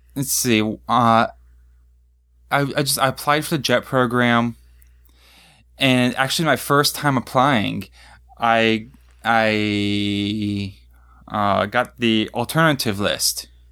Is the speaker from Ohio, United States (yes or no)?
no; Pittsburgh, Pennsylvania, United States; moved away as an adult; now in Japan; I grew up outside of Pittsburgh